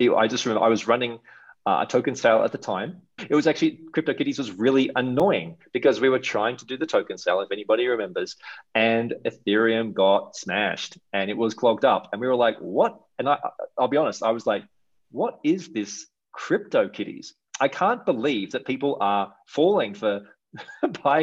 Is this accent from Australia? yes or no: yes; Australia; moved away as an adult; also born or lived in Asia / Europe / Canada; now in Mexico; maybe you can tell I have a bit of an accent. I'm from Australia.